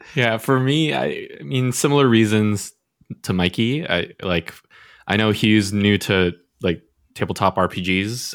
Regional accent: Canada; I was born and raised in Canada

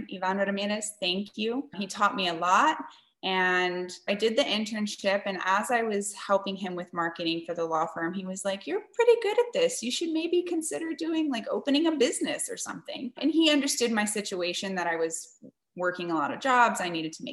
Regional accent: San Antonio, Texas, United States; I was born and raised in San Antonio, Texas.

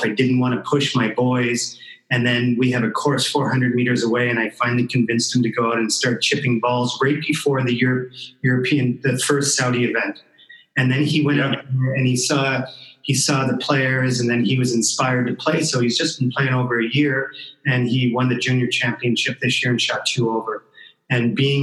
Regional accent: Canada; I grew up in Canada

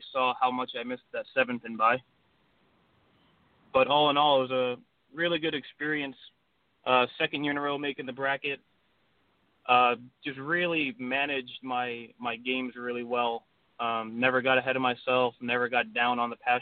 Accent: Ocean Township, New Jersey, United States; I grew up in Ocean Township, New Jersey. It's a small little town near the shore, right near Asbury Park.

